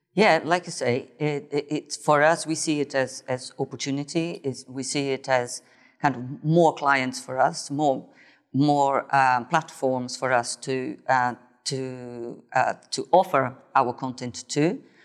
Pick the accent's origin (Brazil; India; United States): Brazil; moved away; I was born in Brazil, grew up there